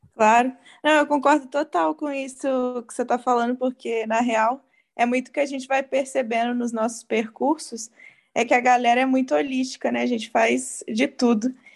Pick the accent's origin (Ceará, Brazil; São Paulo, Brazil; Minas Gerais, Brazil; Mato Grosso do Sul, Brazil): Minas Gerais, Brazil; Juiz de Fora; sou de Juiz de Fora